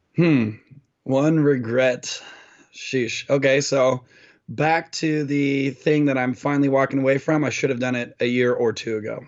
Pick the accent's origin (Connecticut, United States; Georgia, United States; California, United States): California, United States; Orange County; Orange County, California